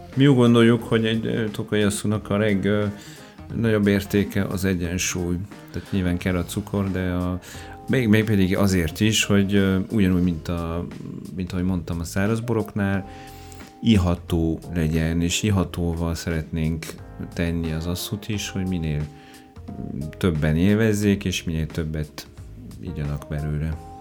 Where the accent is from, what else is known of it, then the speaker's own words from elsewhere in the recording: Orléans, Centre-Val de Loire, France; Hungarian is a second language; moved away as an adult; also born or lived in Perpignan; now in Hungary; Orleanba születtem. Orleanba. Igen, de katalán származású vagyok.